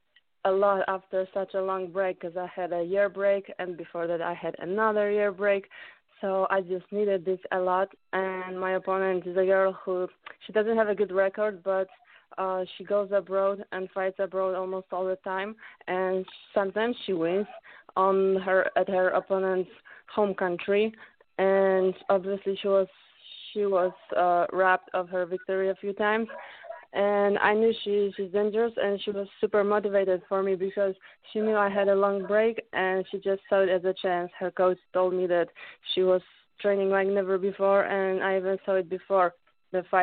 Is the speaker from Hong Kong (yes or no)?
no; Poland; English is a second language; also born or lived in California, United States / United Kingdom